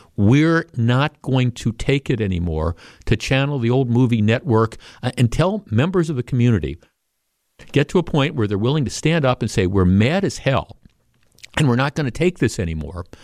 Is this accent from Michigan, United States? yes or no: no; Glendale, Wisconsin, United States; I grew up in the North Shore, right? I grew up in Glendale.